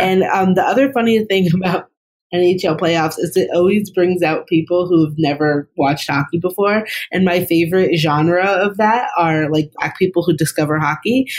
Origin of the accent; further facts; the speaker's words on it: Boston, Massachusetts, United States; I really grew up in the heyday of Boston sports